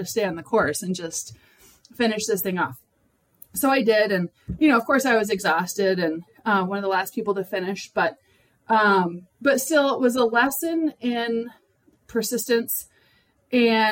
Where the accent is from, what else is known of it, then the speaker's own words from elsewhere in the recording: Rhode Island, United States; also born or lived in Minnesota; I grew up primarily in Rhode Island and on the East Coast.